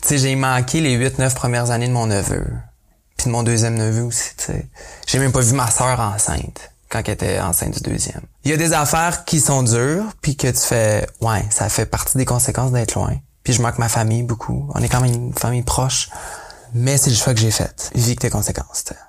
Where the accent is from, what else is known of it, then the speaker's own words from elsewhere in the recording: Quebec, Canada; accent: gros accent québécois; first language French; now in Nelson, Canada; mon gros accent québécois quand je parle euh, en anglais